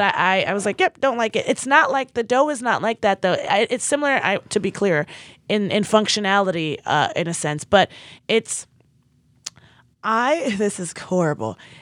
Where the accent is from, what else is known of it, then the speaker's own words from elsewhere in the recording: Nigeria; as a Nigerian